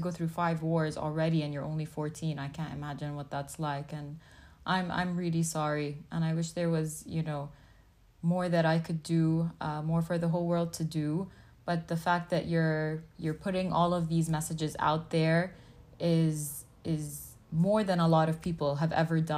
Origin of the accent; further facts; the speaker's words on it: Palestine; first language English; I'm Palestinian, I'm fully Arab